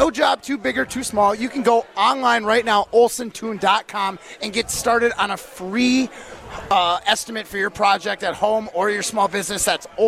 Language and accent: English; Midwest, United States; as a Midwesterner